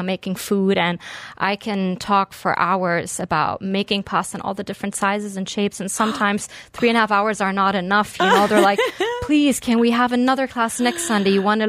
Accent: Berlin, Germany; moved away as an adult; also born or lived in Beirut, Lebanon; now in Dubai, United Arab Emirates; So I'm originally German-Lebanese. I grew up between Berlin and Beirut and moved out here in 2010.

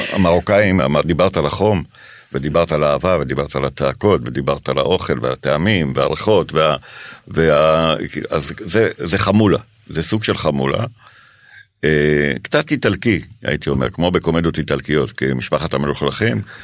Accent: Jerusalem, Jerusalem District, Israel; moved away as an adult; also born or lived in Paris, France; אני גדלתי בירושלים. כן. בבאקה. Mm-hmm. אה, אני יליד ירושלים

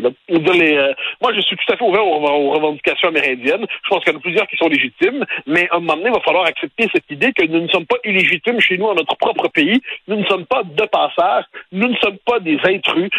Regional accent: Quebec, Canada; j'ai été élevé vraiment dans, dans le Québec national moderne

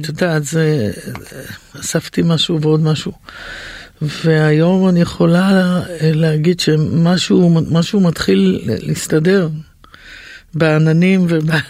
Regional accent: Yehud, Central District, Israel; הייתה בין הראשונות ביהוד שהייתה לי את המערכת הזאת

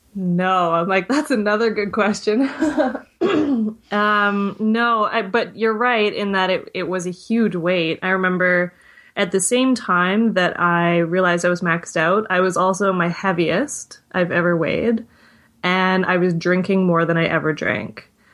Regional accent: Victoria, British Columbia, Canada; also born or lived in Vancouver; moved back to my hometown, which is Victoria, B C

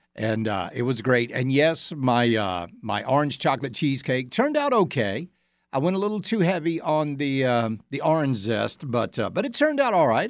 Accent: Georgia, United States; now in South Carolina, United States; our neighboring state of Georgia, my home state

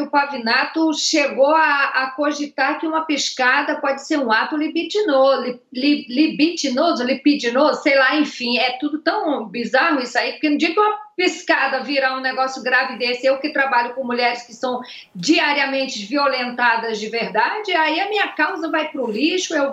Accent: Northeast Region, Brazil; Eu sou, não estou justificando, eu sou nordestino. eu sei como é que esses, esses homens de lá, principalmente os mais velhos, se comportam, entendeu?

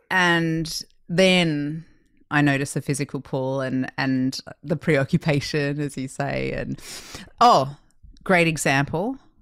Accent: Australia; now in United States; growing up in Australia

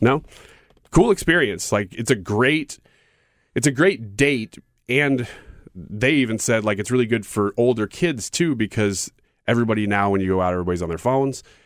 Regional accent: United States; as an American

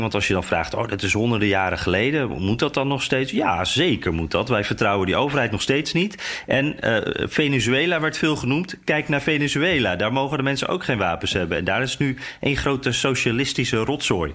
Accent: Netherlands; wij als Nederlanders

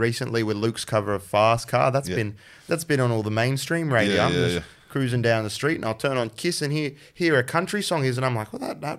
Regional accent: Mount Isa, Queensland, Australia; born there; I was born in Mount Isa.

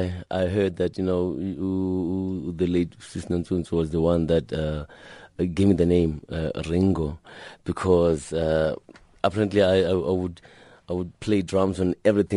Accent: Gugulethu, Western Cape, South Africa; I grew up in Gugulethu, and in Gugulethu, they most of the houses then, they were like a train, you know, like one house is connected to the next one by just one layer of bricks.

